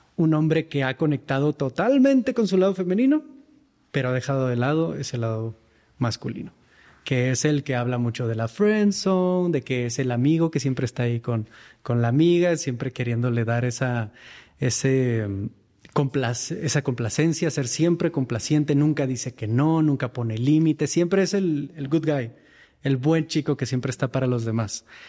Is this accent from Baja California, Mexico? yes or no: yes; Mexicali, Baja California, Mexico; moved away as an adult; now in Mexico City, Mexico; Yo me encontraba en Mexicali en aquel entonces, en mi ciudad natal